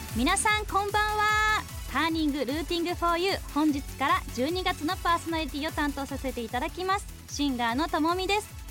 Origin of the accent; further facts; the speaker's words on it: Sunagawa, Hokkaido, Japan; now in Sapporo, Japan; 出身は砂川市です。えー、現在は札幌に住んでね